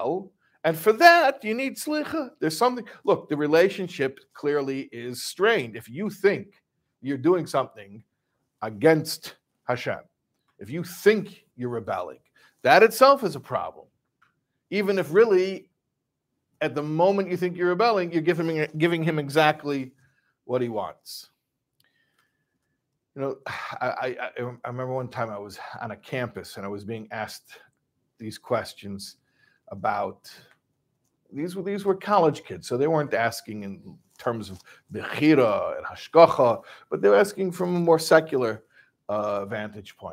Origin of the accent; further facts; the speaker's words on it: Chicago, Illinois, United States; I'm from Chicago